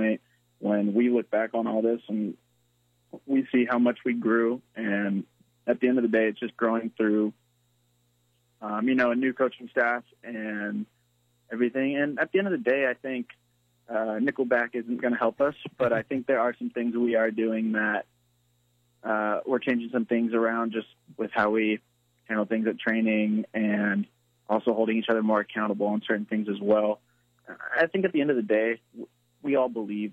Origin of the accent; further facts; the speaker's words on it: San Clemente, California, United States; moved away as an adult; also born or lived in San Diego; now in Charleston, United States; I was in Southern California, so I was, like, right in between L.A. and San Diego